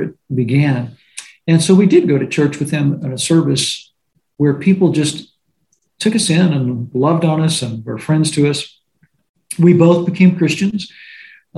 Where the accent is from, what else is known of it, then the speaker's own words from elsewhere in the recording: Louisville, Kentucky, United States; I'm originally from Louisville, Kentucky, and I started playing drums as a sort of a young guy.